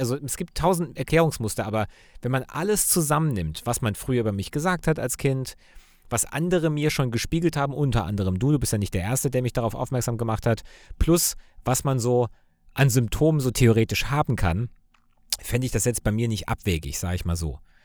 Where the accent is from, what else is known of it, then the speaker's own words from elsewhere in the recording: Cologne, North Rhine-Westphalia, Germany; Also ich als Kölner